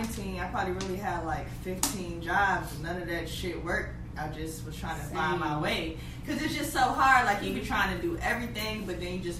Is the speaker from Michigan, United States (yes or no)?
yes; Pontiac, Michigan, United States; also born or lived in Detroit, Michigan / California; I'm like half and half. I'm from Detroit and Pontiac